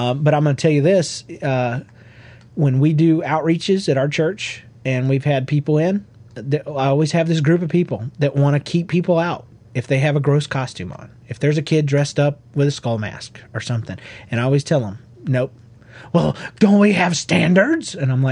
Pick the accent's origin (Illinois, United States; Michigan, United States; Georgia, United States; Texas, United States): Georgia, United States; growing up in Georgia